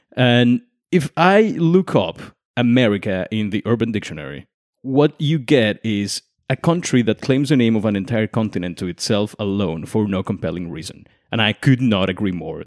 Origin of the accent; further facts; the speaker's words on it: Mexico; I'm from Mexico